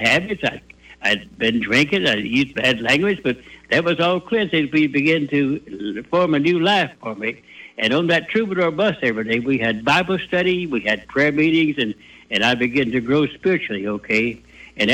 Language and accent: English; Arkansas, United States; I'm from Arkansas as a kid. And we was poor. We was poor just like we did. Dad, my daddy had 9 kids, and he was a sharecropper, and we was raised poor